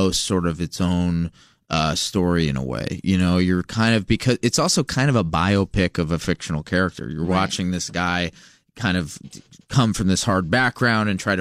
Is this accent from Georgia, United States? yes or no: no; Los Angeles, California, United States; I'm from Los Angeles.